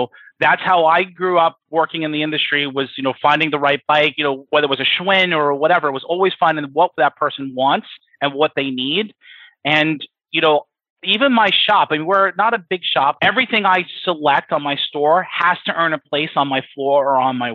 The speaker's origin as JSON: {"language": "English", "area": "Long Island", "region": "New York", "country": "United States", "tie": "born or raised there", "moved": "as an adult", "lives_now": "Culpeper, United States", "said": "I grew up in New York, Long Island specifically"}